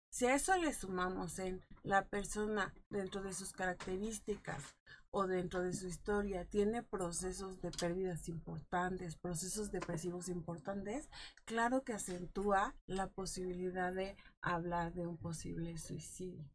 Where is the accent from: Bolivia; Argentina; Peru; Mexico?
Mexico; como cultura mexicana